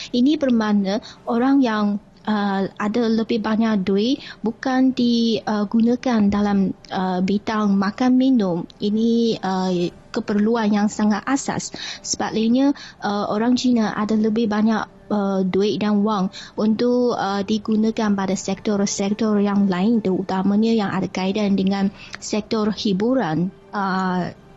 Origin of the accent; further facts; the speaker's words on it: Beijing, China; saya asal dari Beijing